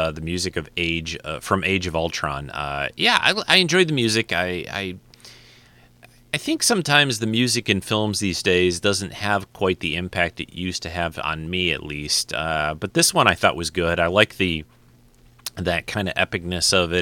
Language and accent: English; Detroit, Michigan, United States; my hometown of Detroit